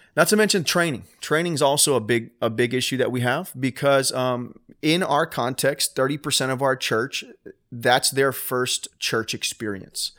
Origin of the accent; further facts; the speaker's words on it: Homestead, Florida, United States; my hometown